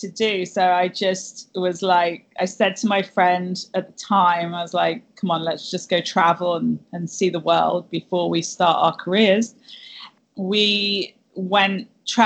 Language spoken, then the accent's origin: English; Cornwall, South West England, United Kingdom; moved away; I'm originally from Cornwall in England, and growing up, you know, I grew up on the beaches in Cornwall, basically.